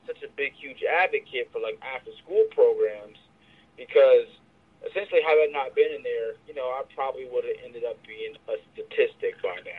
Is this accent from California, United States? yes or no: yes; Los Angeles, California, United States; Yeah, I'm born in Los Angeles, born and raised, and I'm from the Crenshaw area, which is, like, at this point, world famous.